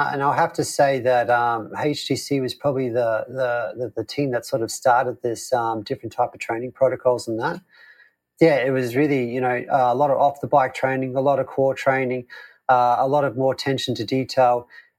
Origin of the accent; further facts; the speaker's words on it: Queensland, Australia; Yes, so you're right. I was born in Queensland. It is very hot there in the summer.